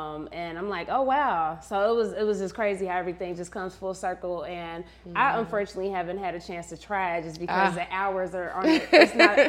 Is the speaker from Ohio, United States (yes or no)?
yes; Cincinnati, Ohio, United States; Yeah, I'm from the Midwest as well.